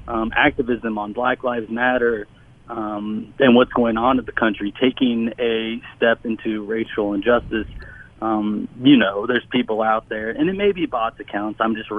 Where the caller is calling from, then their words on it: Louisville, Kentucky, United States; I am calling from Jefferson County in Kentucky.